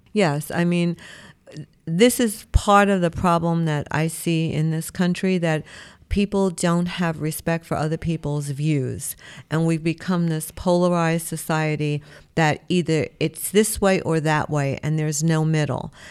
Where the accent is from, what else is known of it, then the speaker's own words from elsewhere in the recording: New York City, New York, United States; I was born in Brooklyn. I live in New York my whole life